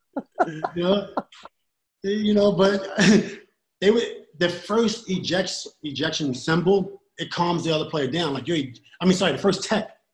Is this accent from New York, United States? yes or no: yes; New York City, New York, United States; I'm from Queensbridge, right? New York City